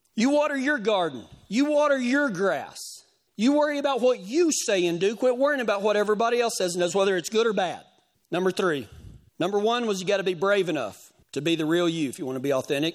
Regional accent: West Texas, United States; moved away; my hometown

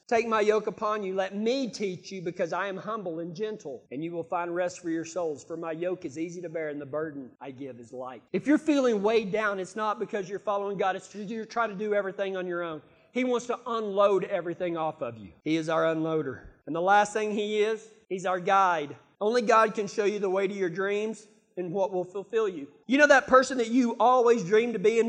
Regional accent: Texas, United States; I'm from Texas

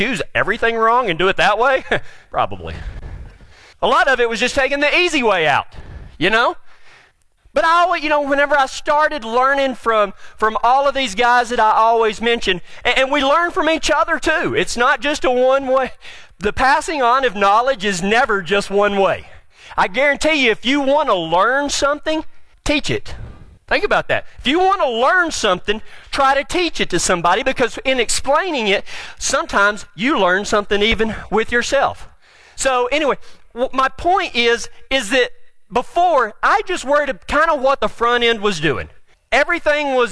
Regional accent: Texas, United States; where I was raised in Texas

